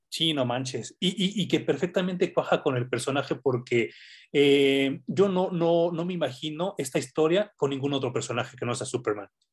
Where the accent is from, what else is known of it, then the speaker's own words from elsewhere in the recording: Mexico; como sociedad mexicana